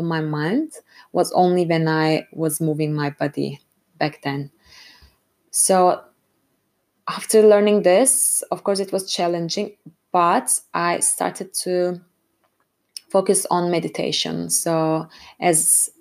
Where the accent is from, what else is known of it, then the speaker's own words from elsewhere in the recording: Istanbul, Turkey; moved away as an adult; now in Frankfurt, Germany; I'm originally from Istanbul, Turkey, and I have been living in Germany for over 5 years, currently based in Frankfurt.